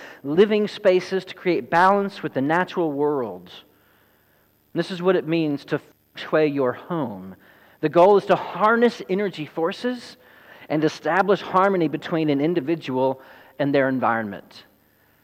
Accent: Sadler, Texas, United States; our home where I grew up in Sadler, Texas, as a young chap.

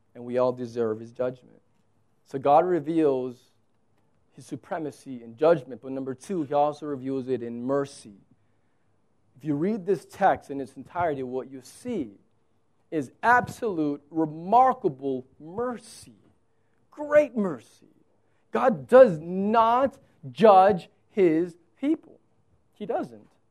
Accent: United States

